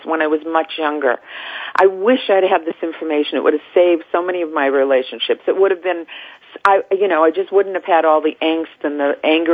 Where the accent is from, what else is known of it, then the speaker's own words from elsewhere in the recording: Salem, Massachusetts, United States; I was raised in Salem, Massachusetts